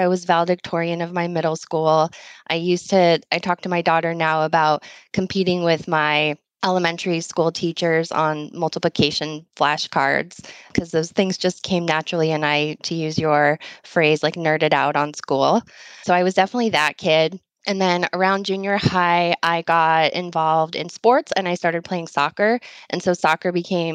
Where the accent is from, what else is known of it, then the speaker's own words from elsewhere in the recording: Los Gatos, California, United States; moved away as an adult; also born or lived in Los Angeles, United States; now in Chicago, United States; I grew up in Northern California, in the Bay Area, South Bay, primarily in the Santa Cruz Mountains